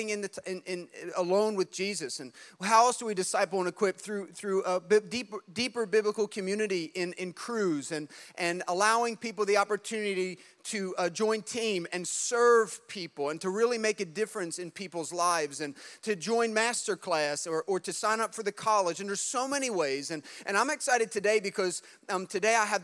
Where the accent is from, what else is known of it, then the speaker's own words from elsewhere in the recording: New Jersey, United States; we're from Jersey